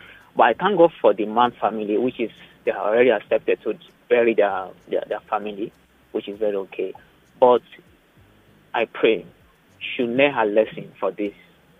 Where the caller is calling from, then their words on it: Lagos, Nigeria; I'm calling from Obalende.